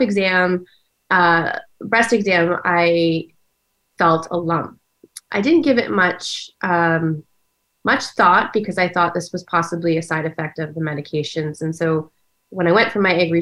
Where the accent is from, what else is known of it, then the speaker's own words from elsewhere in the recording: Ontario, Canada; moved away as an adult; also born or lived in Washington, D.C., United States; now in United States; I was born in Ontario, Canada, where I grew up. And I've now been living in the United States for about 20 years.